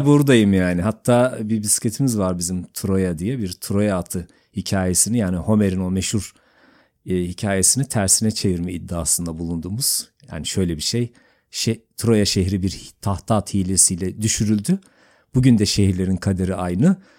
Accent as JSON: {"language": "Turkish", "town": "Gürün", "region": "Sivas Province", "country": "Turkey", "tie": "born or raised there", "also_born_or_lived": "Uzunyayla, Kayseri", "said": "Gökpınar olağanüstüdür hakikaten. Çocukluğum orada geçti."}